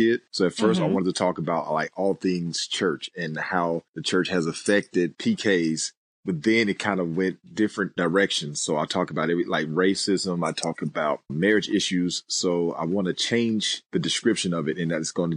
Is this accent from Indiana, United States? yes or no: yes; Gary, Indiana, United States; I grew up in Gary, Indiana